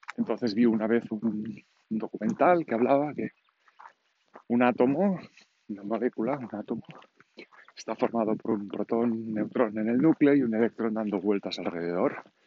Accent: Catalonia, Spain; accent: Catalan; first language Catalan; Spanish is a second language; Yo, como habréis notado seguramente por el acento, soy catalán

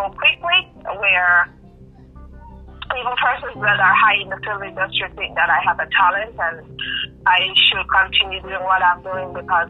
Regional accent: Florida, United States; I was born and raised in Florida.

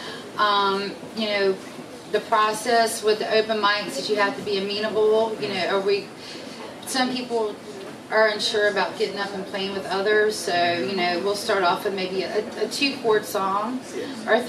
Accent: South Carolina, United States; I grew up locally here in the South, South Carolina

